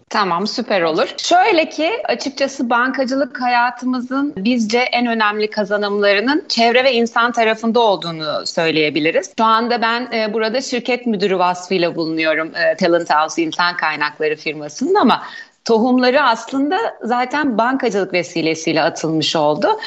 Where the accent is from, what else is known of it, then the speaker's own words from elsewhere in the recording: Ordu, Turkey; moved away as an adult; 1977 ee, Ordu doğumluyum. Evliyim, 3 kız çocuk annesiyim. Ordulu olma münasebetiyle liseyi Ordu Anadolu Sesi'nde tamamladım.